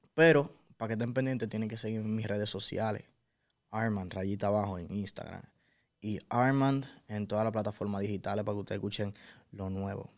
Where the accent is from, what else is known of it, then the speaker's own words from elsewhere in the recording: Dominican Republic; yo soy de RD